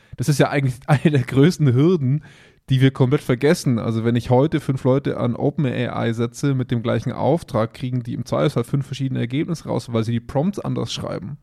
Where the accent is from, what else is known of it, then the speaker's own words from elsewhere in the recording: Augsburg, Bavaria, Germany; bei uns in Augsburg